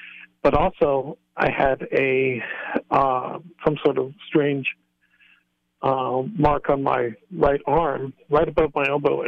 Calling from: Lancaster, Pennsylvania, United States; Like I said, yeah, I'm calling from Pennsylvania. My wife and I, we live in the Amish country area in okay. Lancaster, on the outskirts of yes. Lancaster.

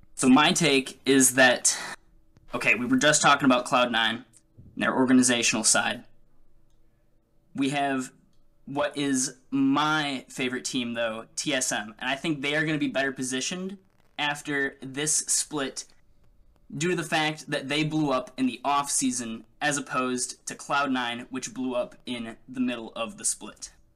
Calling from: Eau Claire, Wisconsin, United States; I'm calling from Eau Claire, Wisconsin.

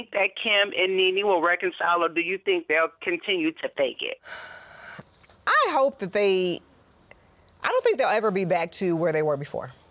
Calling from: Lima, Ohio, United States; I'm calling from Lima, Ohio.

